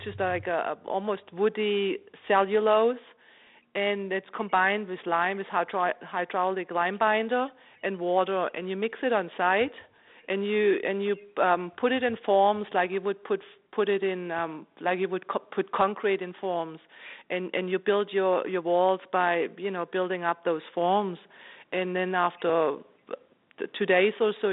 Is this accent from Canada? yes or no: no; Germany; moved away as an adult; also born or lived in Philadelphia, United States / New York, United States; now in California, United States; So I'm German. I grew up in Germany